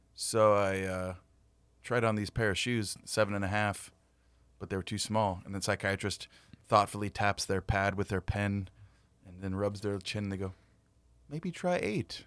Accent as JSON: {"language": "English", "town": "Whittier", "region": "California", "country": "United States", "tie": "born or raised there", "also_born_or_lived": "San Antonio", "said": "I was born in Whittier, John Greenleaf Whittier."}